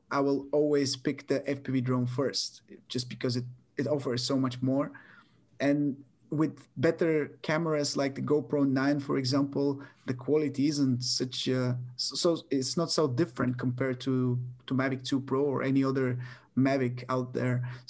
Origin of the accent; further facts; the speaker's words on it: Bulgaria; my hometown. I've been living here my whole life, except for a couple of years going abroad